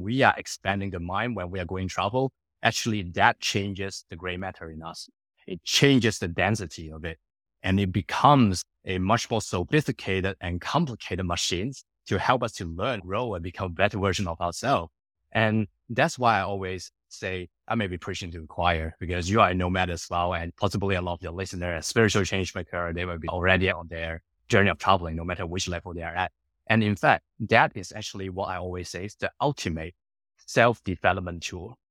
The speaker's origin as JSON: {"language": "English", "country": "Hong Kong", "tie": "born or raised there", "also_born_or_lived": "United Kingdom / Singapore / Sydney, Australia", "moved": "as an adult", "said": "I born and grew up in Hong Kong for the first nineteen years of my life"}